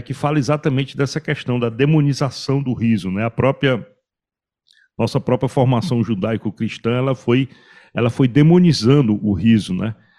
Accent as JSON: {"language": "Portuguese", "area": "Cariri", "region": "Ceará", "country": "Brazil", "tie": "born or raised there", "said": "eu como caririense da Gema"}